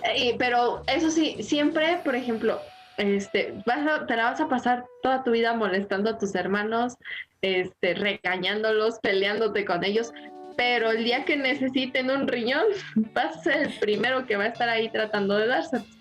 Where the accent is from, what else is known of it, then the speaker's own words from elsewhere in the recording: Mexico; otra cosa que tenemos los mexicanos, que a todo le encontramos gracia